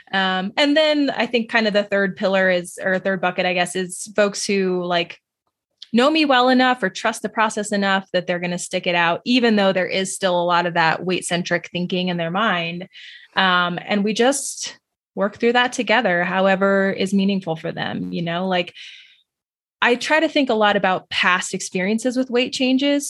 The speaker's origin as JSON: {"language": "English", "region": "New Mexico", "country": "United States", "tie": "born or raised there", "said": "I grew up in New Mexico"}